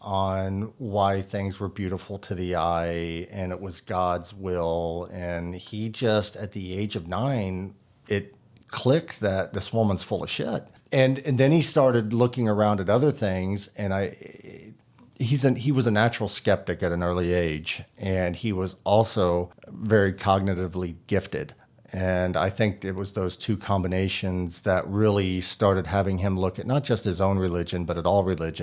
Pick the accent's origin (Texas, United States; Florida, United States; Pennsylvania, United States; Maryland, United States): Texas, United States; Growing up in Texas, again, it's a challenge